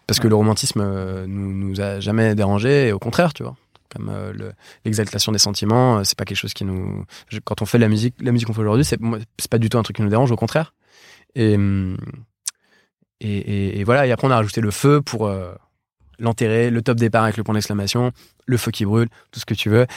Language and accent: French; Paris, Île-de-France, France; on vient tous de Paris